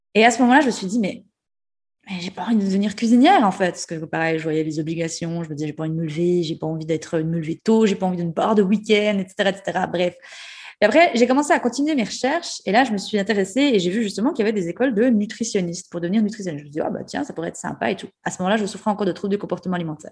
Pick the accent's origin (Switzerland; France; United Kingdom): Switzerland; Jura; accent: jurassien et ajoulot; moved away; je garde toujours mon accent euh, jurassien et ajoulot.